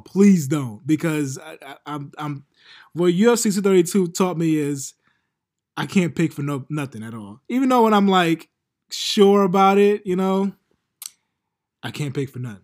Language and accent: English; New York City, New York, United States; I'm from Queens, but We right next to Brooklyn